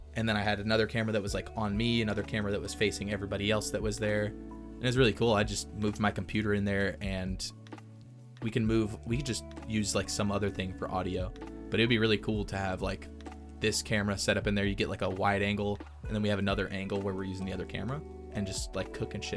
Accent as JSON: {"language": "English", "region": "Texas", "country": "United States"}